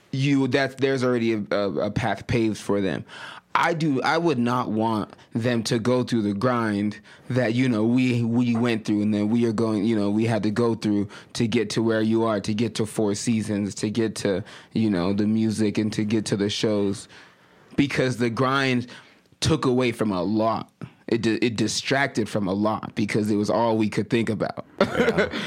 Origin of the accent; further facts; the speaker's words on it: Nigeria; also born or lived in United States; because I'm Nigerian and I'm American, and both of those nationalities get their money.